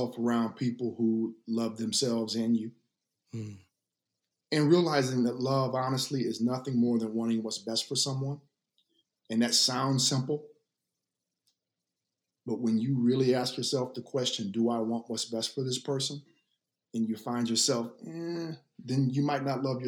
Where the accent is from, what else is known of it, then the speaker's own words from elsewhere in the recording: the South, United States; I was raised in the South for my formative years